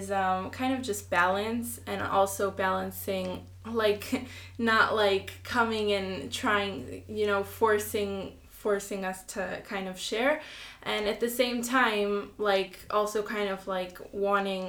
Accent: Israel; I'm 16 years old. I was born here in Israel. I go to school at Neve Chana

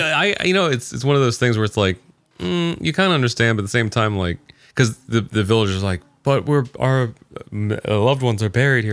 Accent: Kokomo, Indiana, United States; also born or lived in Greentown, Indiana; I grew up, I was born in Kokomo, like, and then for a few years lived in Kokomo, but then, like, when I went to, uh, high school and stuff, I was in a town called Greentown

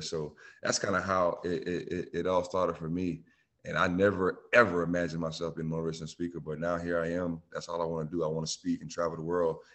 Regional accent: Bamberg, South Carolina, United States; moved away; also born or lived in Myrtle Beach / Clemson; my hometown, Bamberg

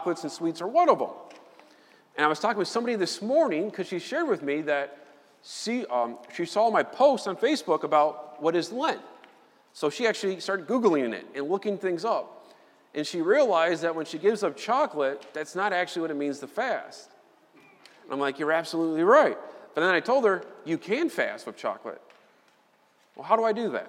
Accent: Chicago, Illinois, United States; I'm from Chicago

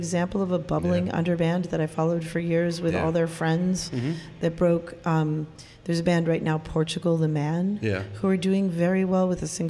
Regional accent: Cambridge, Massachusetts, United States; I grew up in Cambridge, Massachusetts.

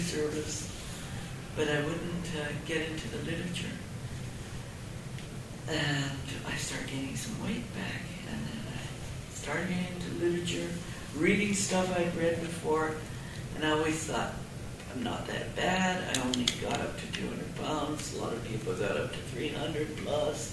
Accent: Canada; now in United States; I grew up in Canada

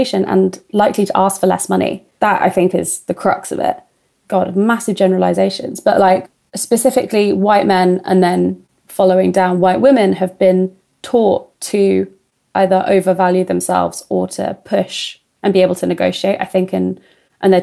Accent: Tunbridge Wells, South East England, United Kingdom; I'm really lucky to have grown up in Tunbridge Wells

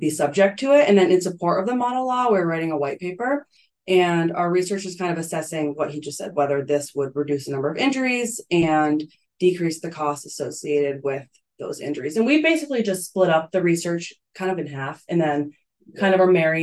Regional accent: Potsdam, New York, United States; moved away as an adult; also born or lived in Canada; now in Buffalo, United States; I'm originally from Potsdam, New York, so more upstate

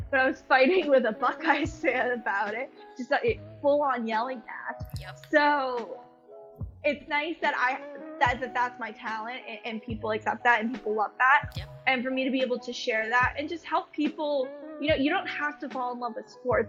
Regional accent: Boston, Massachusetts, United States; I'm originally from Boston

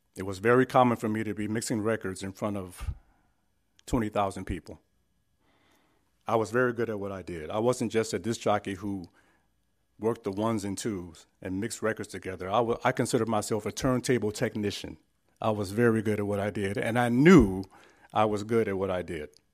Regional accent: San Francisco, California, United States; I was born and raised in San Francisco, California

